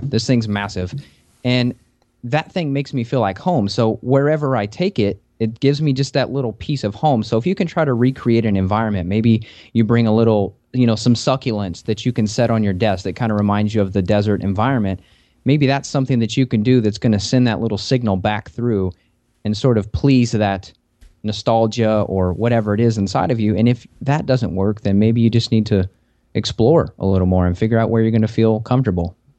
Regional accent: Kentucky, United States; also born or lived in Las Vegas; I'm from Kentucky, where it's a temperate forest

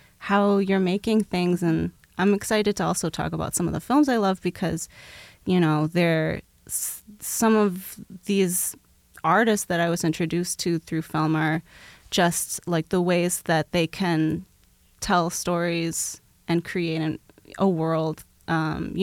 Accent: Milwaukee, Wisconsin, United States; I grew up in Milwaukee

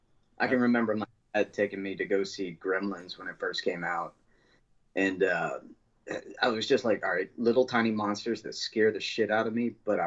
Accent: Maysville, Kentucky, United States; grew up in a small Kentucky town called Maysville, Kentucky.

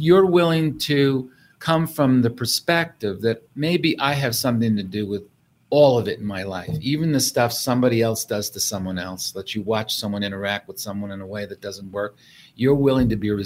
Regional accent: New York City, New York, United States; I grew up in New York City

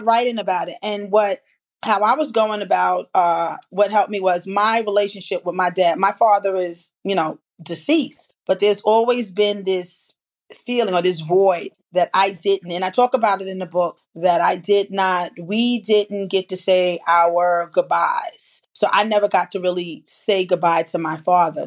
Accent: New York City, New York, United States; from the Bronx.

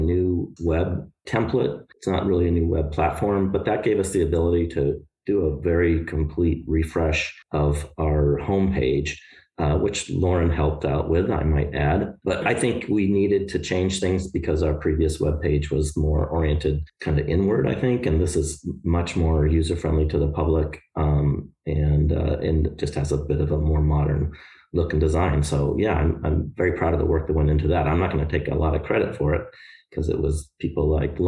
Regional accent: Boulder, Colorado, United States; moved away as an adult; now in Oregon, United States; I consider my hometown to be Boulder, Colorado. That's where I spent kind of my formative years.

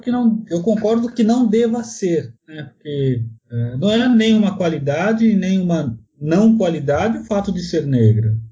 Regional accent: São Paulo, Brazil; eu sou de São Paulo

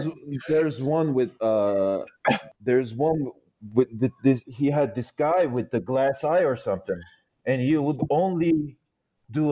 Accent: Büyükçekmece, Istanbul, Turkey; moved away; also born or lived in West Virginia, United States; it's my hometown also.

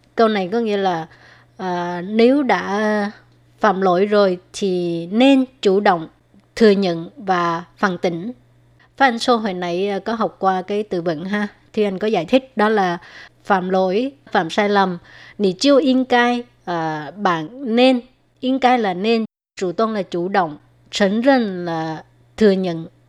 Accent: Vietnam; first language Vietnamese; now in Taiwan; hồi ở Việt Nam

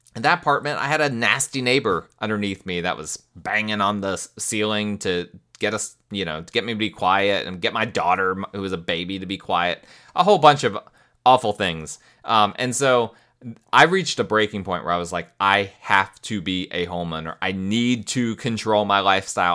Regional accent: United States

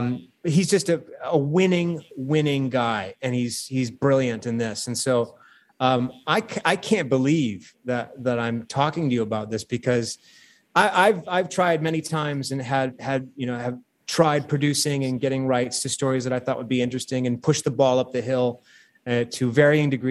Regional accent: Saginaw, Michigan, United States; my hometown of Saginaw, Michigan

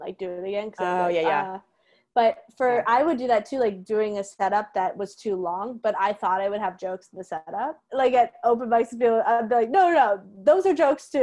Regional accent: Florida, United States; I was straight up from Florida

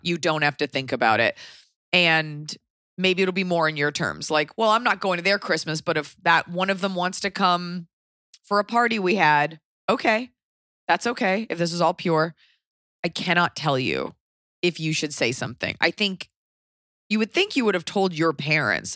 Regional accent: Los Angeles, California, United States; I'm from Laurel Canyon

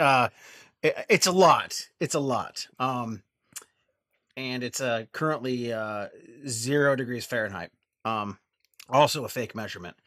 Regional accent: Vermont, United States; I'm from Vermont, um, we, uh, our podcast is from Vermont, um, and, um, unfortunately, of the three of us, I'm the only one that's a native Vermonter

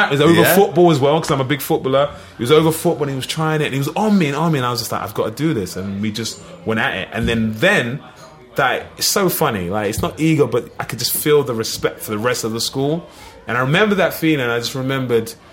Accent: Liverpool, North West England, United Kingdom; accent: Scouse; You know, so I'm a Liverpool fan, as you can tell from my accent, Scouser.

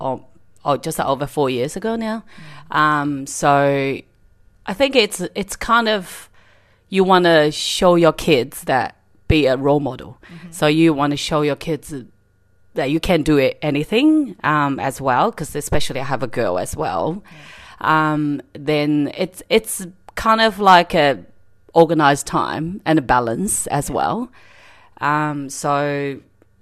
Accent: China; moved away as an adult; now in Australia; I came originally from China, 2008, and I came here studying nursing

